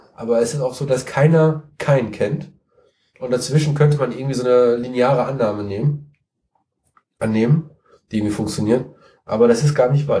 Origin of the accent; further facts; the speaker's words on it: Siegen, North Rhine-Westphalia, Germany; ich komme aus Siegen, ich wohne in Siegen